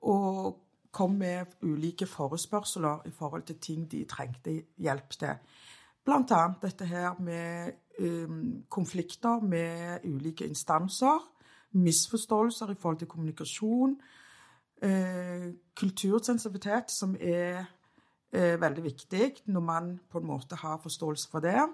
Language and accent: Norwegian; Stavanger, Rogaland, Norway; Storhaug, som jeg er så stolt av. Født og oppvokst på Storhaug.